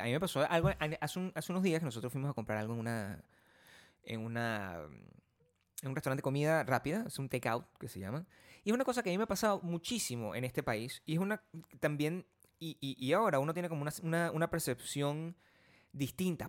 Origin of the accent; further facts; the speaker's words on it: Venezuela; also born or lived in Los Angeles, United States; now in United States; eres de Venezuela